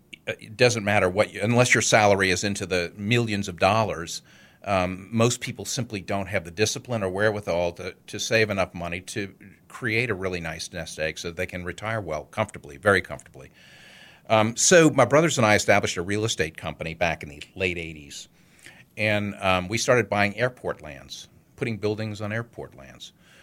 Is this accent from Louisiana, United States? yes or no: yes; New Orleans, Louisiana, United States; also born or lived in Connecticut; Born and raised in New Orleans. Actually, I went to high school in Connecticut, but yeah, I came back to New Orleans and graduated from Tulane.